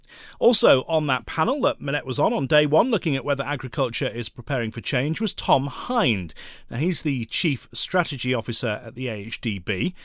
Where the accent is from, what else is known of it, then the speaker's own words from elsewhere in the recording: Scunthorpe, Yorkshire and the Humber, United Kingdom; You're from Sheffield, I'm from Scunthorpe, both steel towns.